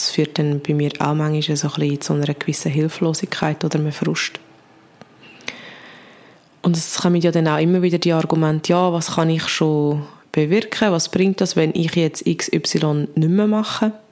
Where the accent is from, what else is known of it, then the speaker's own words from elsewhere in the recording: Switzerland; wie gross im Vergleich ist der Emissionsausstoß von uns als Schweizer Bevölkerung